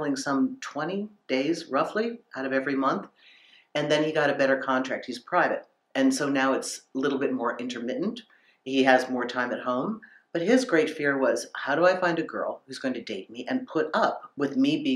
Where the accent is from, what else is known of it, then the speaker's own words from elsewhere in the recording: United States; Growing up in America